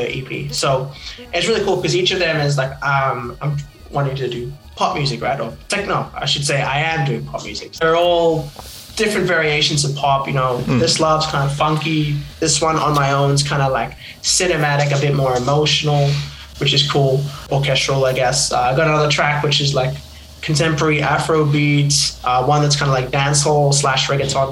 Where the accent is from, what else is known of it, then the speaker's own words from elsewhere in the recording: Papua New Guinea; now in Australia; I'm actually originally from Papua New Guinea